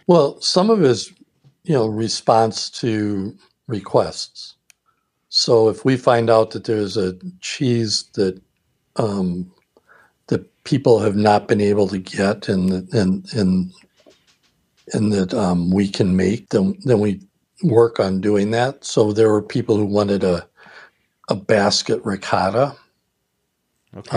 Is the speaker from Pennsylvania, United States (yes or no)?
no; Milwaukee, Wisconsin, United States; growing up in Milwaukee